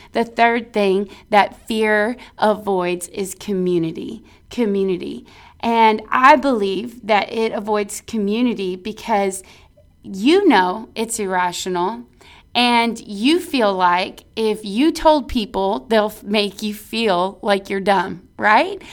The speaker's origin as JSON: {"language": "English", "region": "Texas", "country": "United States", "said": "we're from Texas"}